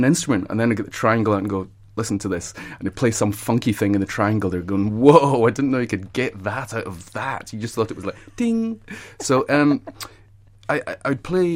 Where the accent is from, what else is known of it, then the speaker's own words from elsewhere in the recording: Scotland, United Kingdom; I was growing up in Scotland